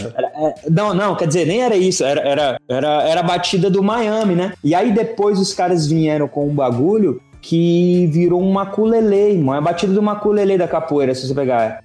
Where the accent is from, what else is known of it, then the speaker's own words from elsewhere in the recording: Northeast Brazil, Brazil; moved away; eu sou um nordestino em êxodo